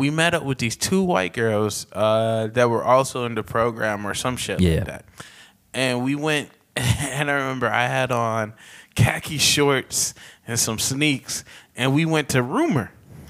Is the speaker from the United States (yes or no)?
yes; the South, United States; now in Philadelphia, United States; I came from the South. So, like, in the South, they didn't have that kind of shit.